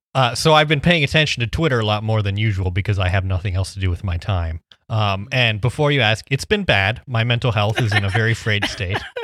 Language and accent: English; Midwest, United States; I'm from the Midwest